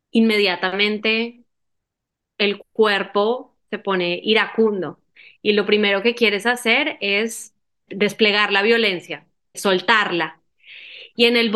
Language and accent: Spanish; Medellín, Antioquia, Colombia; yo soy, mi familia es del nororiente antioqueño. Yo soy nacida en Medellín y mi familia es eh, también, ¿no? Mis padres. Entonces, bueno, yo soy paisa.